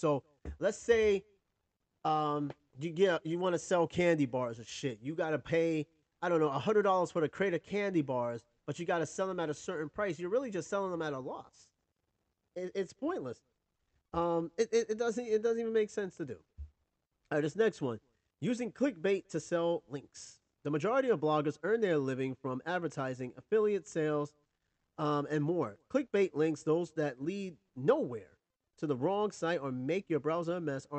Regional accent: New York, United States; growing up in New York

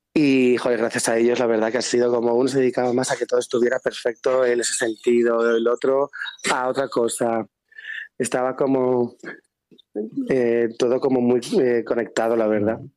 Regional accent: San Cristóbal de Entreviñas, Castile and León, Spain; also born or lived in Zamora; nací en San de entre mm. pero luego a los 15 y 16 me fui a Zamora mm. a bachillerato de artes

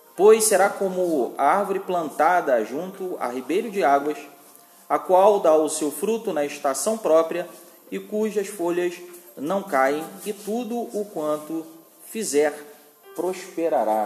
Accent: Rio de Janeiro, Brazil; moved away; eu sou do Rio de Janeiro

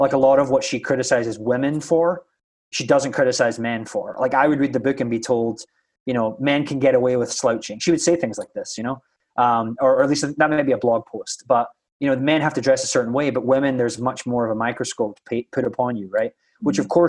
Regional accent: Scotland, United Kingdom; first language English; now in United States; I'm an English speaker natively, but if you've ever been to Scotland, you know that we don't speak English like most Americans do.

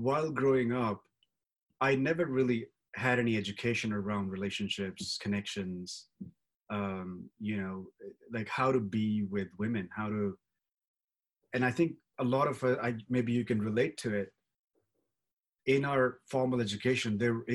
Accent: India; I grew up in India

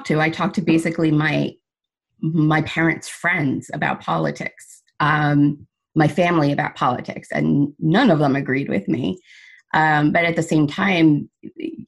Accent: Seaford, New York, United States; I was actually born and raised in Sable

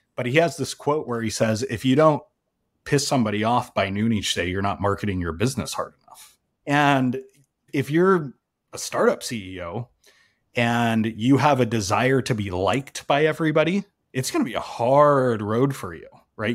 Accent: Salt Lake City, Utah, United States; I grew up in Salt Lake City

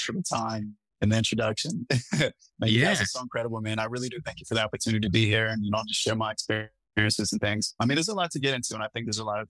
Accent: Seattle, Washington, United States; I come from the West Coast, was born in Seattle, traveled a lot my time there, and then I ended up landing in California, but happened to be in New York at the moment.

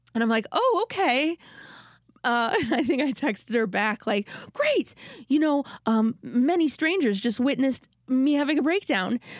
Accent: Minnesota, United States; I'm from Minnesota

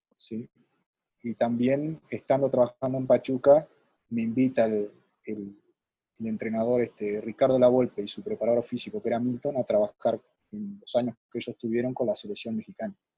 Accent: Nueva Palmira, Colonia, Uruguay; yo soy de Nueva Palmira, este, departamento de Colonia, y y en aquel tiempo, ¿no? Este, en mi pueblo

